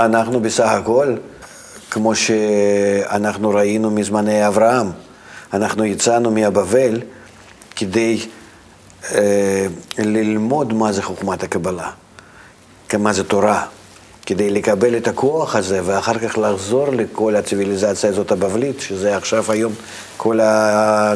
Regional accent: Russia; moved away; אני מרוסיה

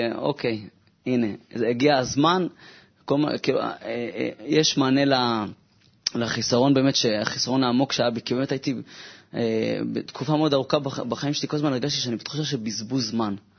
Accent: Jerusalem, Jerusalem District, Israel; now in Tel Aviv, Israel; אני ירושלמי במקור

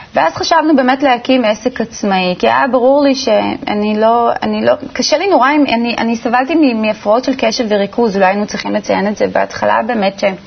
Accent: Ramat Gan, Tel Aviv District, Israel; נולדתי בשכונה ברמת גן, בשכונת אה, רמת חן

